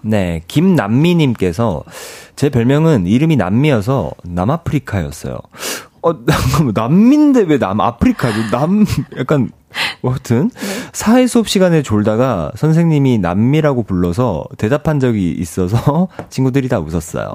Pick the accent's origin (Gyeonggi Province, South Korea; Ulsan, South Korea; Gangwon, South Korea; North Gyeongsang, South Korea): Ulsan, South Korea; 전 고향이 울산이거든요